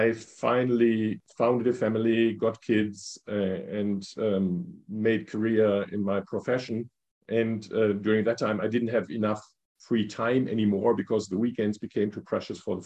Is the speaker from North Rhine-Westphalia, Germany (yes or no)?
yes; North Rhine-Westphalia, Germany; moved away as an adult; also born or lived in Hanover; now in Berlin, Germany; I was brought up in Westphalia